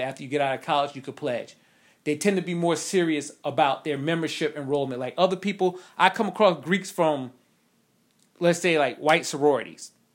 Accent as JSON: {"language": "English", "region": "New York", "country": "United States", "said": "I'm not country, I'm from New York"}